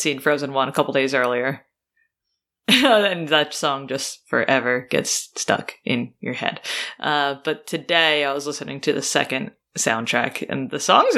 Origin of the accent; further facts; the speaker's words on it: New York, United States; I'm a New Yorker, I cry in the subway, it's no big deal.